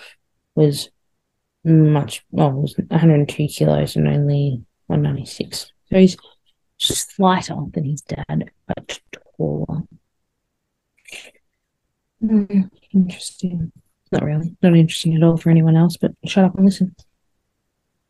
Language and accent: English; Australia; me as an Australian